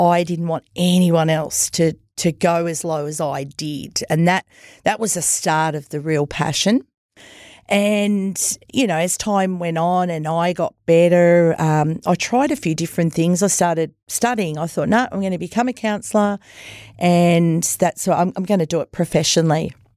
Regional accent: Myrtleford, Victoria, Australia; now in Wodonga, Australia; I come from Myrtleford

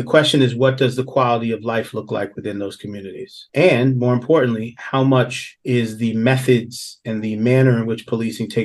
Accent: New York City, New York, United States; I grew up in Southeast Queens.

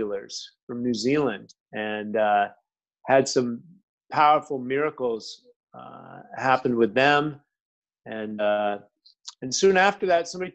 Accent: United States; also born or lived in Milan; I'm an American. That's kind of the way I grew up

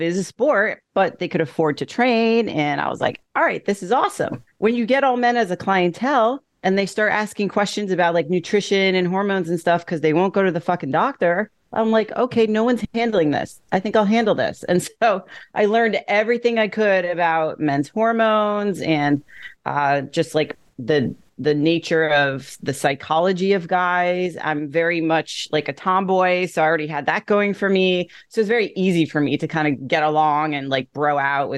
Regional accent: Greenwich, Connecticut, United States; I started training at a commercial gym in my hometown of Greenwich, Connecticut

